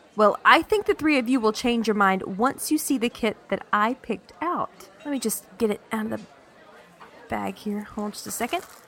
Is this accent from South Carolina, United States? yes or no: yes; South Carolina, United States; now in North Texas, United States; growing up in South Carolina, we did have a few tornadoes here and there